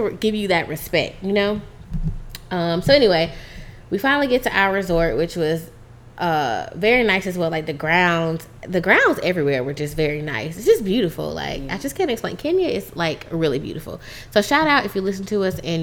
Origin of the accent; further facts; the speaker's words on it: United States; as an American